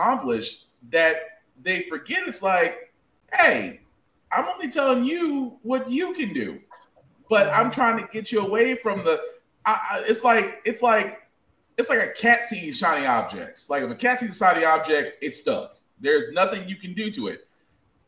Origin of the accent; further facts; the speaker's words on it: the South, United States; I'm from the South